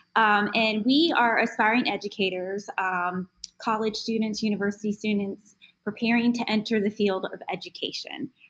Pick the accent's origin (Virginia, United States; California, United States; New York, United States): Virginia, United States; I come from Virginia